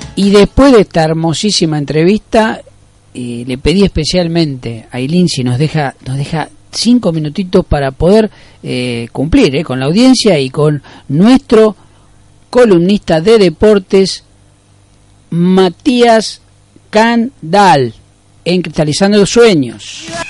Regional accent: Argentina; como argentinos nos da orgullo

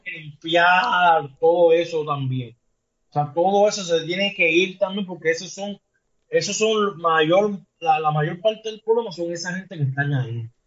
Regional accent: Puerto Rico; el puertorriqueño, que es donde, de donde yo soy, de aquí de Puerto Rico

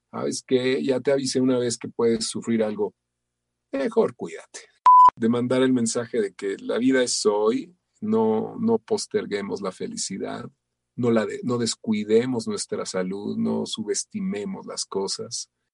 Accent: Mexico; soy eh, un, mexicano

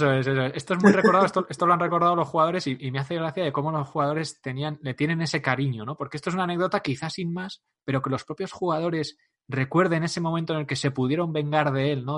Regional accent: Navarre, Spain; soy navarro

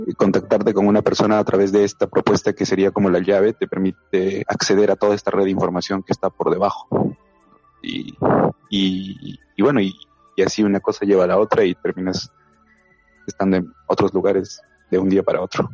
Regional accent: Tacna, Peru; moved away as an adult; now in Lima, Peru; en realidad yo no soy de aquí, de Lima, yo soy de Tacna

